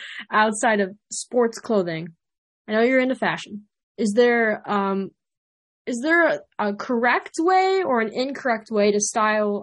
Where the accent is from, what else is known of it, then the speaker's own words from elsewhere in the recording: Illinois, United States; a native Illinois person that sometimes travels to the city. Because I will not say that I'm from Chicago